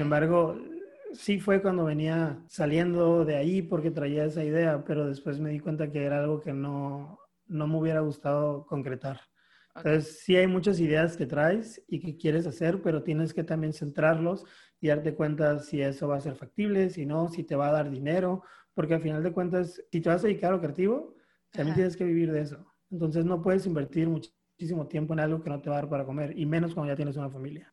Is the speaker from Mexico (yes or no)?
yes; Mexicali, Baja California, Mexico; Soy de Mexicali, Baja California